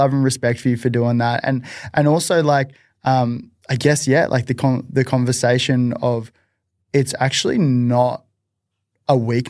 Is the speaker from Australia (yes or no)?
yes; Nerang, Queensland, Australia; Like I grew up in Narang, where Amber's from, and heavily Polynesian based as well